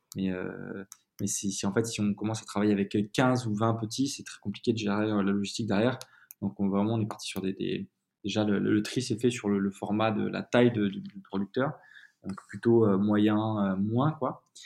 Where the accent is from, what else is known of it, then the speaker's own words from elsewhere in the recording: Comps, Occitania, France; also born or lived in Tarascon; je viens du Sud, hein, je viens de Provence. J'ai habité toute mon enfance autour d'Avignon, dans un petit village qui s'appelle Comps, qui, qui, qui, est du coup dans le Gard